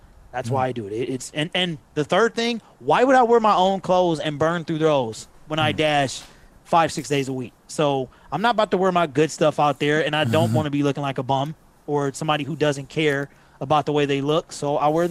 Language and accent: English; Detroit, Michigan, United States; I've always been a West Sider.